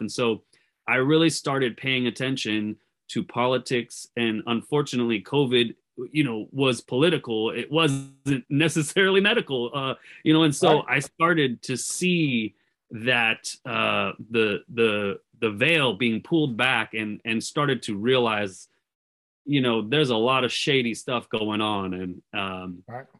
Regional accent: California, United States; I grew up in California

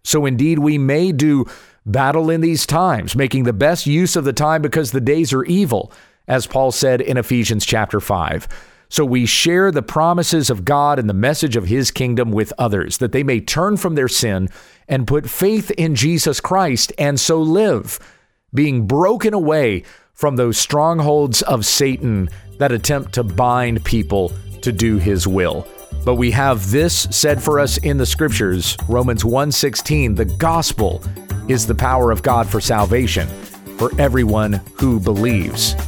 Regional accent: United States; as an American

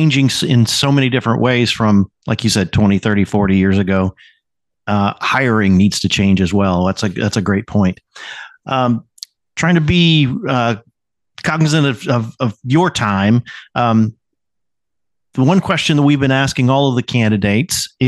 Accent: Illinois, United States; I'm from Illinois, it's not like Chicago

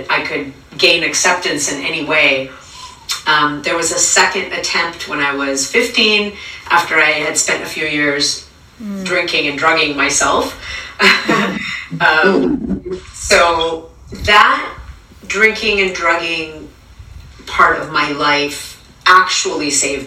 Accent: California, United States; also born or lived in Venezuela; When I was 8, I moved from Venezuela to California

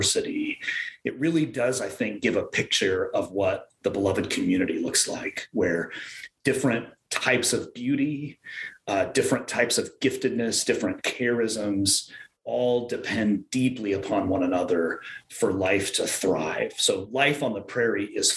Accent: western Nebraska, United States; now in Minnesota, United States; I grew up on the Great Plains in kind of the western part of Nebraska

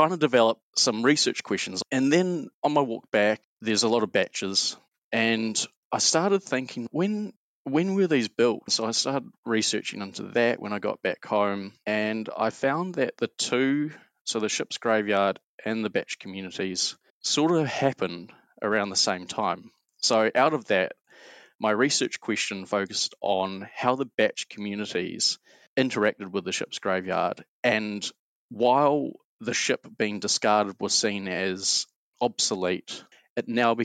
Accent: Auckland, New Zealand; Born and bred in Auckland and spent childhood going out fishing, diving, exploring the Hauraki Gulf

